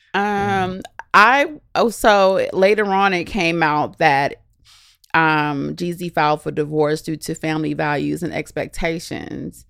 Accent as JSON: {"language": "English", "region": "Southern California", "country": "United States", "tie": "born or raised there", "said": "growing up in California"}